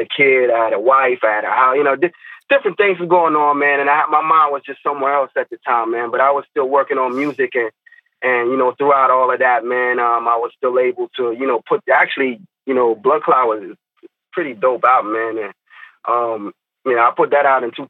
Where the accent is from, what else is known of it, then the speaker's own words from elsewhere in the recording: Fort Lauderdale, Florida, United States; also born or lived in Tallahassee, Florida; I'm from Lauderdale